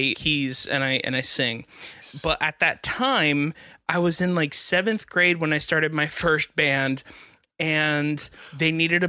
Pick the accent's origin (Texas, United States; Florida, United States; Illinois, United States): Florida, United States; South; I'm from South Florida